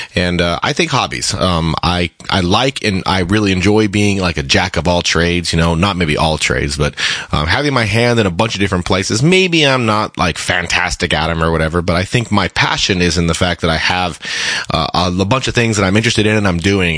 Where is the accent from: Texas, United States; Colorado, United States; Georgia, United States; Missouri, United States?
Colorado, United States; now in Seattle, United States; I am from Colorado originally, and I moved out to Seattle, kind of got established out here